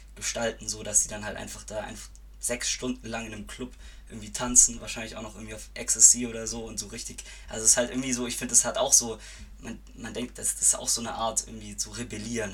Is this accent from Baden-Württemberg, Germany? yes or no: yes; Reutlingen, Baden-Württemberg, Germany; moved away as an adult; now in Freiburg, Germany; ich komme eigentlich aus Reutlingen, aber studiere in Freiburg